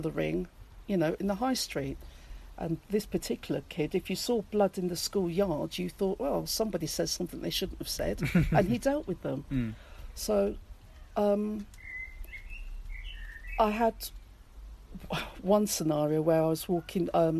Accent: Peterborough, East of England, United Kingdom; moved away; also born or lived in Guildford; I grew up in a multi-racial town, Peterborough

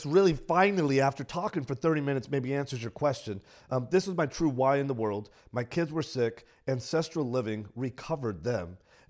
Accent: San Antonio, Texas, United States; It was in San Antonio, not in a good neighborhood in San Antonio.

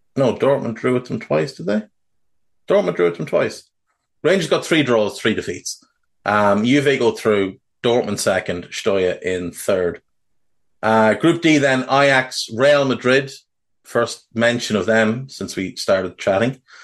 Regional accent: Ireland; being Irish

